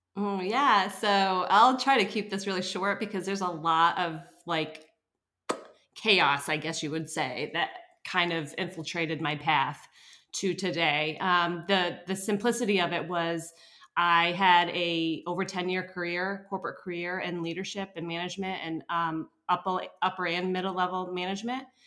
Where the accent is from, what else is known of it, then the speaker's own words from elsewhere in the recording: upstate New York, United States; now in New Hampshire, United States; I was born in New Hampshire, but I um, grew up in upstate New York, and when I moved back to New Hampshire